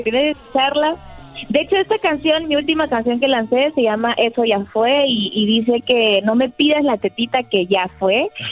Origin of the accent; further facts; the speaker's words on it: Ayacucho, Peru; me siento orgullosa de, ser peruana